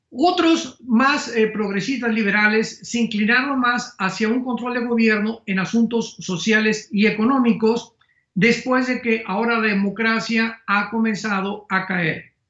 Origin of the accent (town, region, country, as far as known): Mexico